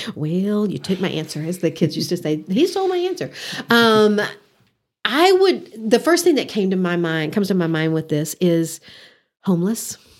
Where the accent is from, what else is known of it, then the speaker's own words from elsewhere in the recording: Odessa, Texas, United States; moved away as an adult; also born or lived in Canyon, Texas; now in Amarillo, United States; Growing up in Odessa, Texas